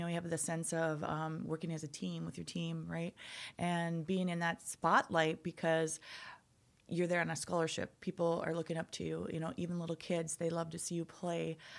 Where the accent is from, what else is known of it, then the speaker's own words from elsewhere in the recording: Enderlin, North Dakota, United States; also born or lived in Crookston, Minnesota; I grew up in North Dakota, Enderlin, North Dakota.